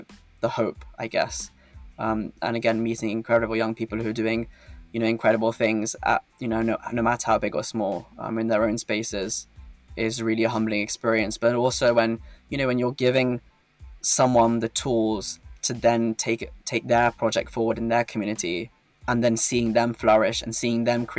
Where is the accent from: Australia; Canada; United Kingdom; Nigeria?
United Kingdom; As a man born in the UK, you know, having the UK nationality